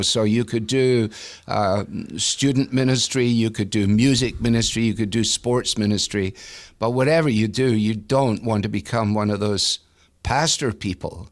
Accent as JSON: {"language": "English", "town": "Glasgow", "region": "Scotland", "country": "United Kingdom", "moved": "as an adult", "lives_now": "Cleveland, United States", "said": "I came from Glasgow"}